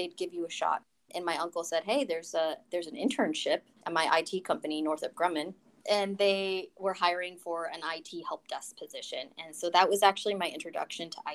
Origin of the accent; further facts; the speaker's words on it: Colorado Springs, Colorado, United States; moved away as an adult; also born or lived in Denver, Colorado; now in Washington, DC, United States; I hail from Colorado, Colorado Springs specifically, and I grew up there pretty much my entire life